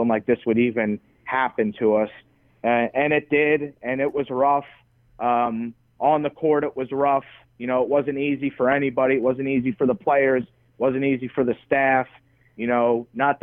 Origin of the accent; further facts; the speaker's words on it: New York, United States; moved away as an adult; now in Nebraska, United States; Being a New Yorker